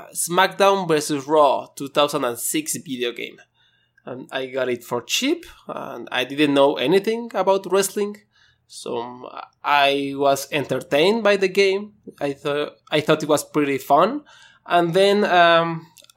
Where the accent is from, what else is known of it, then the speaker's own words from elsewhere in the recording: Mexico; I'm from Mexico